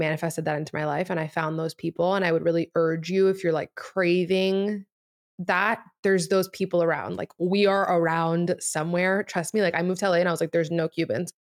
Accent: Miami, Florida, United States; first language Spanish; English is a second language; moved away as an adult; also born or lived in New York; Spanish was my first language, and then, obviously, just, like, growing up in Miami

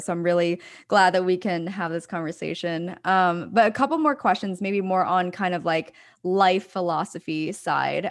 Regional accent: Pennsylvania, United States; I'm from, uh, outside, like an hour outside of Philadelphia, so, um, grew up on the East Coast

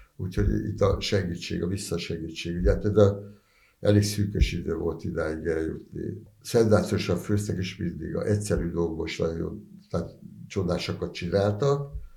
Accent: Budapest, Hungary; ott a Kőbányán 10. keretben nőttem föl

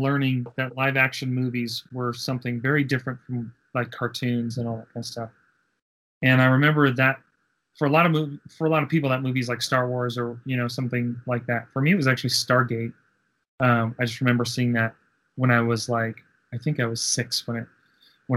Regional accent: Denver, Colorado, United States; we're from Denver

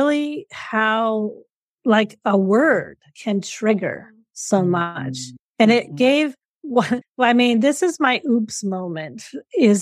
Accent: Colorado, United States; moved away as an adult; also born or lived in Papua New Guinea / Seychelles / Dubai; now in New Zealand; I grew up in Colorado in the United States

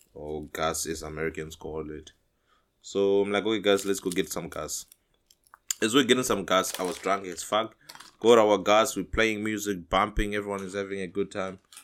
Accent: Zimbabwe; moved away as an adult; I'm from Zim, as you know, Zimbabwe.

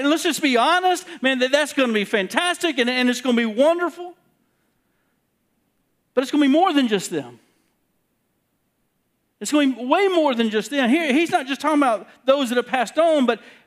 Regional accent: South Carolina, United States; moved away; I'm from South Carolina

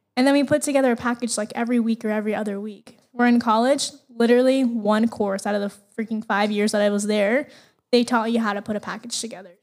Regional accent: Las Vegas, Nevada, United States; I was actually born and raised in Las Vegas.

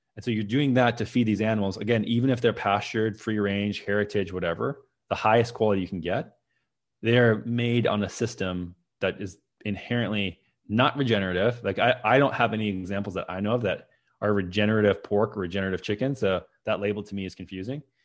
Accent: Minnesota, United States; moved away as an adult; also born or lived in San Francisco; that's where I grew up in Minnesota

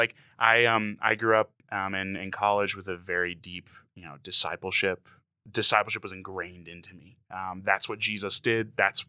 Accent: Texas, United States; moved away as an adult; now in Utah, United States; I grew up in Texas, lived there for 23 years before I moved here.

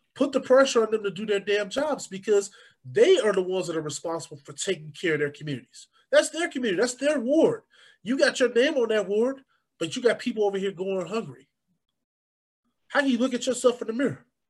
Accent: Chicago, Illinois, United States; I grew up on the South Side

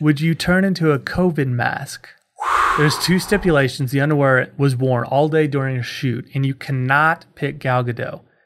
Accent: Kansas City, United States; I'm from Kansas City.

